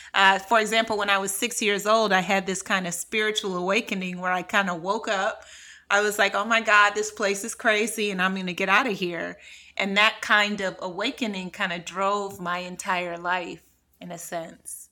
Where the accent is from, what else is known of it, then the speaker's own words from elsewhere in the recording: Cleveland, Ohio, United States; moved away as an adult; also born or lived in New York / California / France; I'm from Cleveland. I grew up in a really impoverished, uh, community